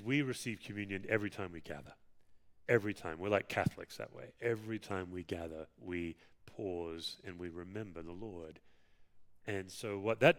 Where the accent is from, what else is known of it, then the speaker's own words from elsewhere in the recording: Perth, Western Australia, Australia; moved away; Perth, my hometown